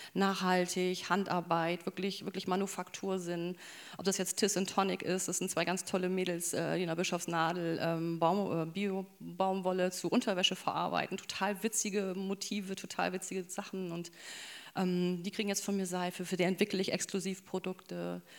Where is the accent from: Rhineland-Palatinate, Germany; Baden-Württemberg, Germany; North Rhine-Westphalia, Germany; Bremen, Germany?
Bremen, Germany; Bremerhaven; ich bin im Bremerhaven groß geworden